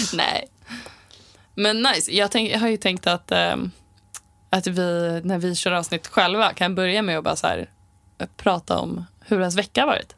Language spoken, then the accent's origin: Swedish; Sala, Västmanland, Sweden; jag är uppvuxen i skogen eh, utanför Västerås, kan man säga. Sala